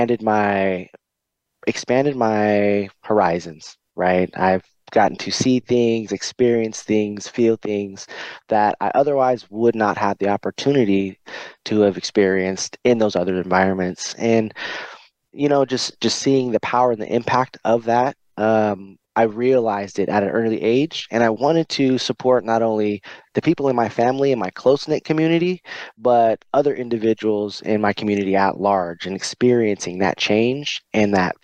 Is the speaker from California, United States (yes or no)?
yes; California, United States; also born or lived in Pasadena, California; I was born in Pasadena, California. And you know, just that environment alone drove my mom to move me out of that space around the age of 8 or 10. You know, we arrived in Northern California